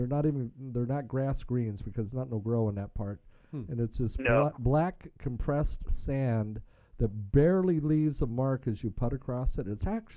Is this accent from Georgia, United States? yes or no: no; North Platte area, Western Nebraska, United States; moved away; I'm from Western Nebraska, John. I grew up.